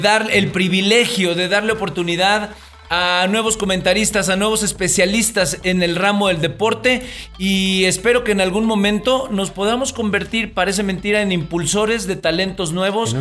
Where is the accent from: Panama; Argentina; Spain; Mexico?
Mexico; Alvarado, Veracruz; allá por mi pueblo había muchísimo tiburón